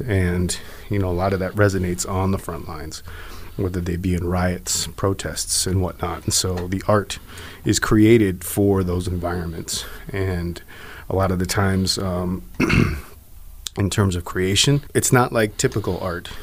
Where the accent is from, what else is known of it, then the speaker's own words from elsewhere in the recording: Black Mesa, Arizona, United States; I'm actually from the Navajo Reservation, Black Mesa specifically.